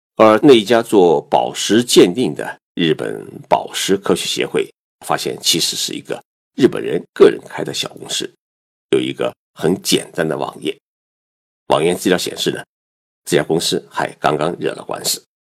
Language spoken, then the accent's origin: Chinese; Zhejiang, China; now in Japan; 我浙江老家的一对亲戚夫妻